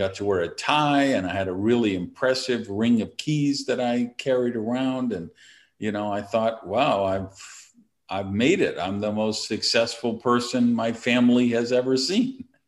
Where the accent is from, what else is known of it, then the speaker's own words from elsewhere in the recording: Madison, Wisconsin, United States; now in Miami, United States; I was born and raised in Madison, Wisconsin